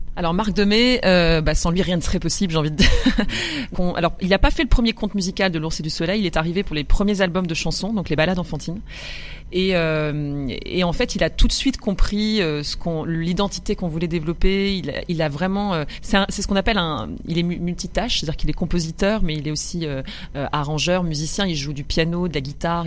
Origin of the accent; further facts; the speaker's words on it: Roubaix, Hauts-de-France, France; j'ai grandi dans le nord, chez les Ch'tis. Voilà, je suis roubaisienne au départ